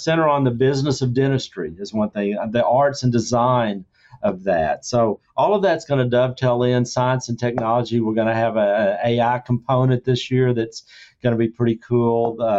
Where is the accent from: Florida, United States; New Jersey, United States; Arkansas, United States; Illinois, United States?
Arkansas, United States; I'm from Arkansas.